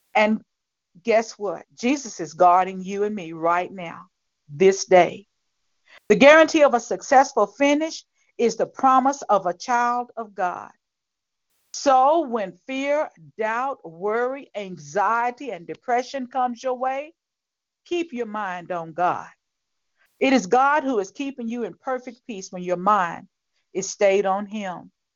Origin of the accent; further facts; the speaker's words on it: Tennessee, United States; the Titans of my home state